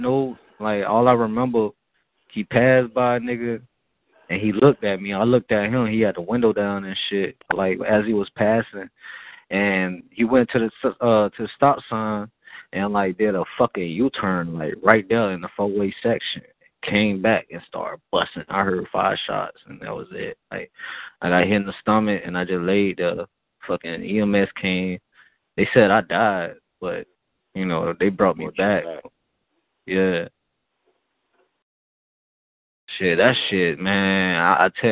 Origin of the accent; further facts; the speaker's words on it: Miami, Florida, United States; I grew up in Little Haiti